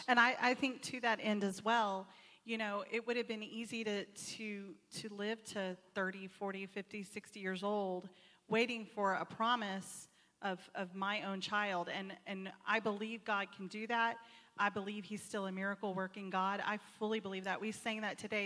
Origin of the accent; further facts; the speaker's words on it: Texas, United States; I'm not from Arkansas. Um, I'm, I'm from Texas